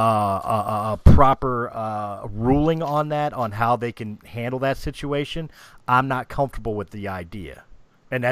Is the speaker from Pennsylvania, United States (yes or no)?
yes; Philadelphia, Pennsylvania, United States; I'm from Philadelphia